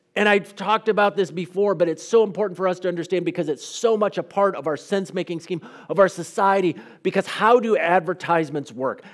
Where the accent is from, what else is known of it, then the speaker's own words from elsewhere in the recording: United States; an American pastor